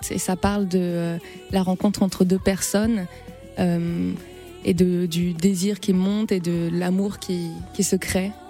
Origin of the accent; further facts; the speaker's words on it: Guadeloupe; je suis guadeloupéenne et la mangrove, c'est une partie importante du paysage là-bas